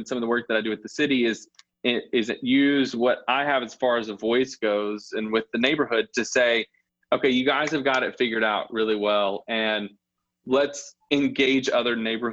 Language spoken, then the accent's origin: English; Jackson, Mississippi, United States; also born or lived in Starkville; I grew up in Belhaven. I've lived here all my life, except for when I was in Starkville in college.